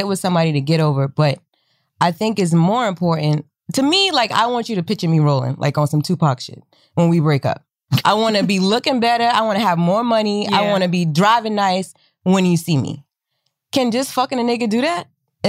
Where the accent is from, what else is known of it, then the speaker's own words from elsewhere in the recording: Charleston, South Carolina, United States; I'm from Charleston, South Carolina. We're Geechee people.